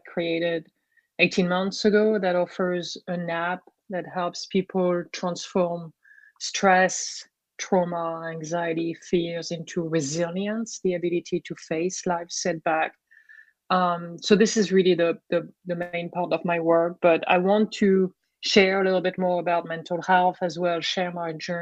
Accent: Brittany, France; accent: French; English is a second language; moved away; I grew up in Brittany, France

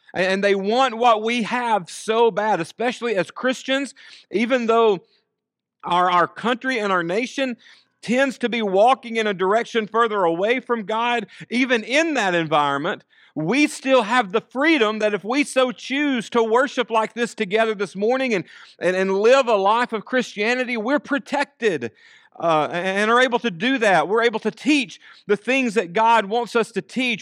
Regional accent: United States; our citizenship as Americans

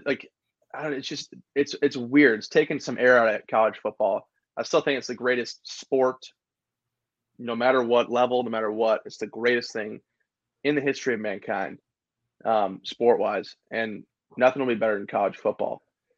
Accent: Indianapolis, Indiana, United States; I was born in Indianapolis.

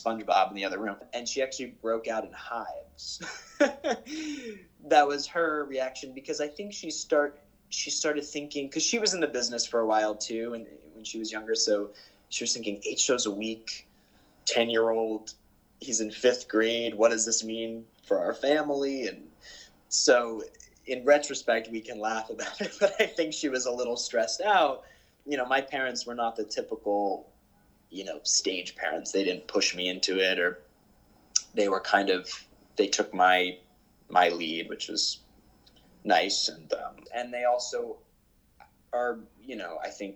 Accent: Westchester, New York, United States; enter freshman year of high school, which was a regular public school in Westchester

